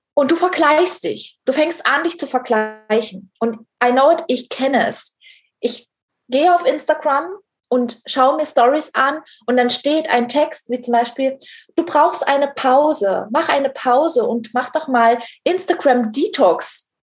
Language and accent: German; East Germany, Germany; wir kommen nämlich beide aus dem Osten, äh, aus der mhm. DDR